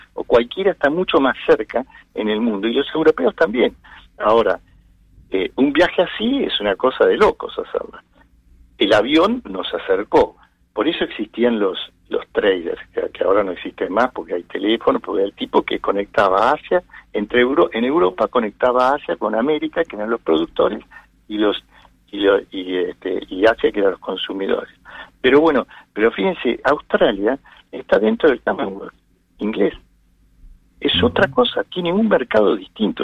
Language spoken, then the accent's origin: Spanish; Argentina; me gusta vivir en mi país, tengo mis hijos, mis nietos, y, quiero seguir viviendo acá.